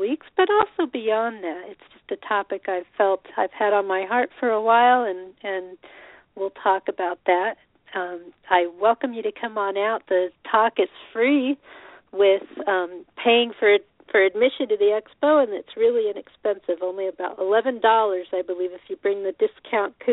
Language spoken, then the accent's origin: English; Colorado, United States; moved away; also born or lived in Boulder, Colorado / Champaign, Illinois; I was born in Colorado